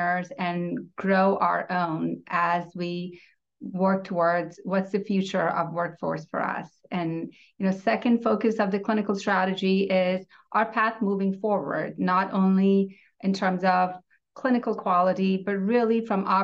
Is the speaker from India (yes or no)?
yes; India; moved away as an adult; now in Tulsa, United States; I'm a first-generation immigrant born and raised in India, and I've been in U.S. for 18 years